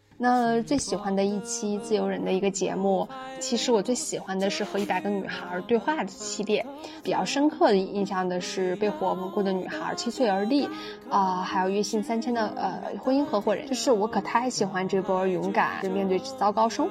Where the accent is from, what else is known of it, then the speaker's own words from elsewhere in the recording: Harbin, Heilongjiang, China; also born or lived in Beijing; now in Shenzhen, China; 在北京待了十年之后，工作调动到了深圳。我本人实现了从最北，因为我家乡是哈尔滨的，到最南的一个跨越。